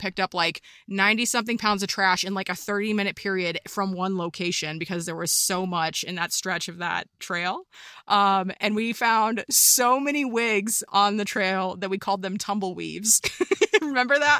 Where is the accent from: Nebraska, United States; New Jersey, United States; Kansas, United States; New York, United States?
Kansas, United States; first language English; moved away; also born or lived in California / Colorado; I come from Kansas where there are no mountains. I moved to California